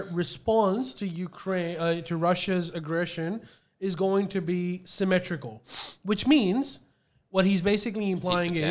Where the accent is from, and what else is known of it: Australia